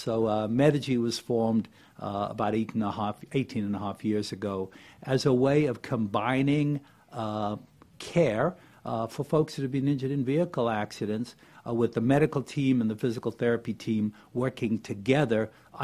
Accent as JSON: {"language": "English", "town": "Cape Town", "region": "Western Cape", "country": "South Africa", "tie": "born or raised there", "moved": "as an adult", "lives_now": "Gainesville, United States", "said": "I came from Cape Town, South Africa, which is where I grew up and went to medical school there"}